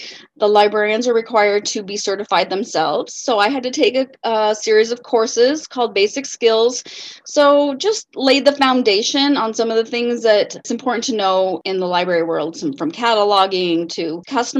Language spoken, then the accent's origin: English; Omaha, Nebraska, United States; also born or lived in Blair, Nebraska; I was born in Omaha, Nebraska, spent the first years of my life there up until the middle of fifth grade